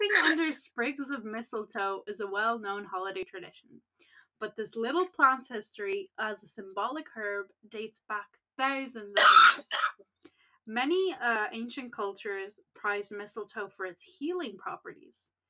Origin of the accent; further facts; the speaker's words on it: Ireland; we're Irish